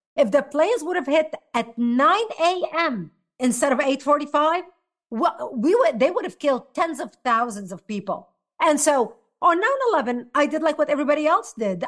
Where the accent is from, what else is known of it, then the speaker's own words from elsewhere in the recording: Lebanon; now in United States; I was born and raised in Lebanon